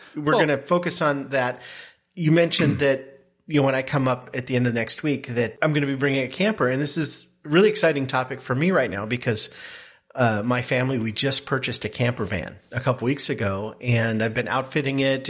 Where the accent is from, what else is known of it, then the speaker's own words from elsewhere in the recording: the Northwest, Pacific Northwest, United States; growing up in the Northwest, both of us, camped a lot